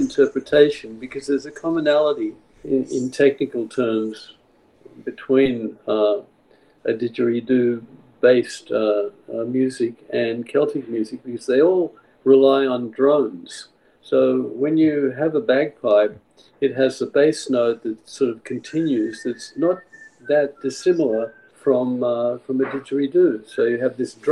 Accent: Prague, Czechia; moved away; I was born in Prague in the Czech Republic

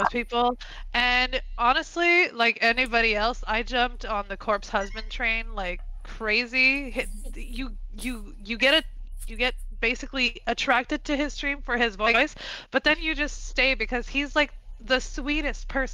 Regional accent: Quebec City, Quebec, Canada; I'm from Quebec City, Canada. So I stream in both English and French.

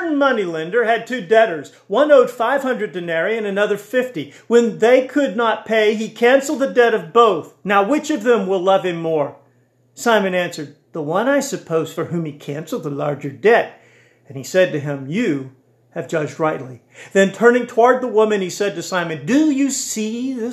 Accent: United States; As an American and a Baptist Christian

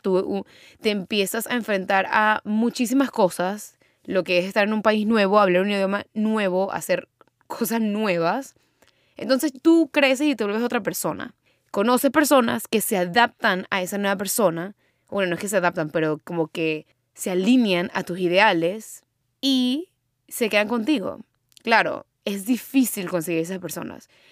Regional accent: Venezuela; moved away as an adult; now in United States; yo me mudé de Venezuela, bueno, salí de Venezuela, me mudé para Estados Unidos

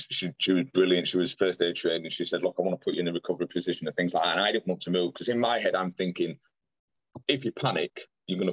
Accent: Pudsey, Yorkshire and the Humber, United Kingdom; I'm from Pudsey

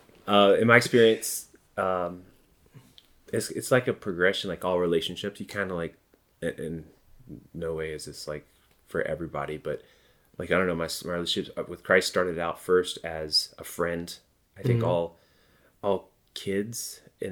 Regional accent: Georgia, United States; I'm from the Bible Belt in Georgia

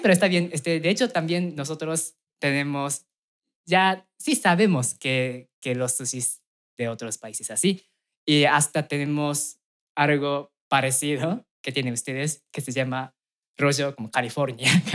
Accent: Aichi, Japan; Spanish is a second language; moved away as an adult; now in Mexico; que vengo de Japón

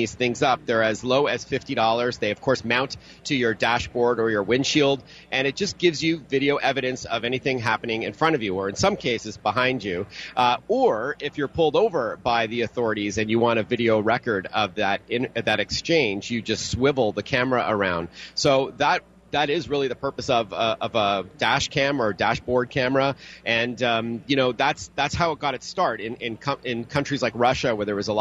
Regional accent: Toronto, Ontario, Canada; my hometown in Toronto

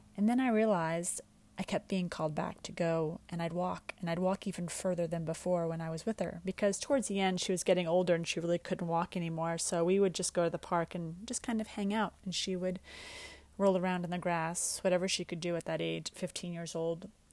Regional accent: New York, United States; also born or lived in Westchester, New York; I grew up in New York, and we would go upstate

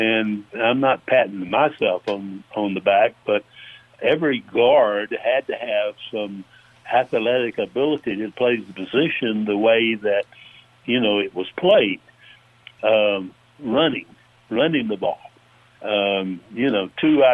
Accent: Georgia, United States; from my hometown right here, Stewart, Georgia

